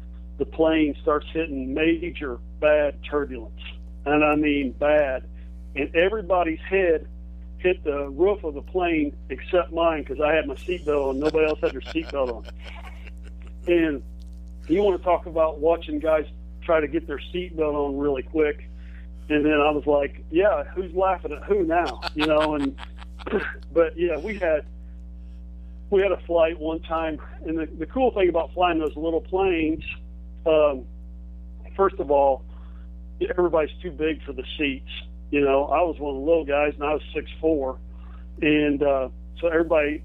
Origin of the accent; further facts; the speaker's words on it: Michigantown, Indiana, United States; I'm from Michigantown, Indiana. My parents, you know, were hardworking, middle-class people. We didn't even take vacations, let alone fly